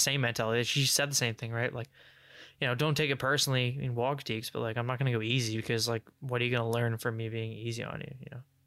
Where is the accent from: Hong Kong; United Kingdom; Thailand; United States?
United Kingdom; England; I'm English